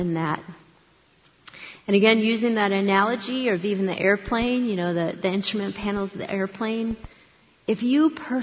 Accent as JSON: {"language": "English", "town": "Akron", "region": "Ohio", "country": "United States", "tie": "born or raised there", "said": "I grew up in Akron, Ohio, not far from Cleveland."}